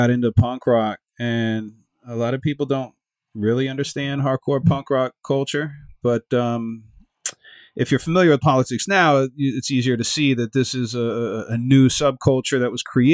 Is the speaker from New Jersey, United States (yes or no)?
no; Miami, Florida, United States; I grew up in Miami, which is a multicultural city